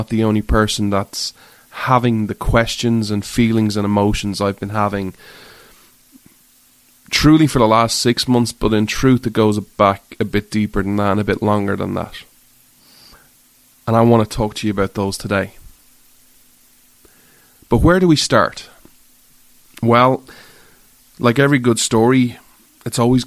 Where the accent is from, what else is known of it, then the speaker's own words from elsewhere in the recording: Ireland; I grew up in Ireland